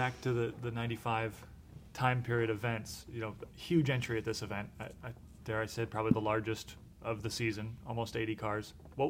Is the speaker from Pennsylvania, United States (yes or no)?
no; Michigan, United States; born or raised there